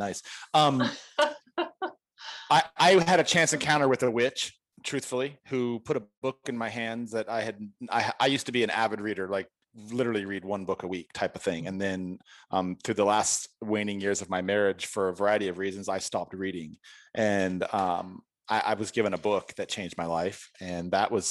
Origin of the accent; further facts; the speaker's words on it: San Diego, California, United States; I'm from San Diego